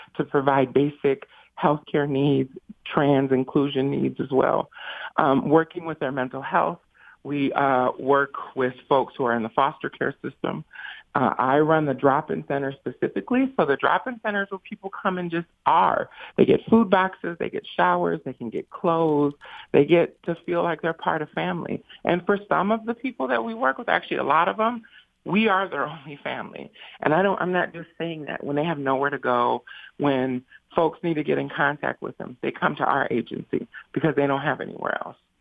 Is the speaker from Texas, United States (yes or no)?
no; Saginaw, Michigan, United States; I grew up in Saginaw, so it was a very racialized place, very huge Mexican immigrant population